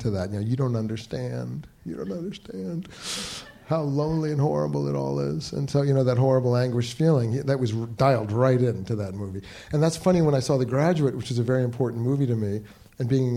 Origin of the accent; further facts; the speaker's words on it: New York, United States; I'm from New York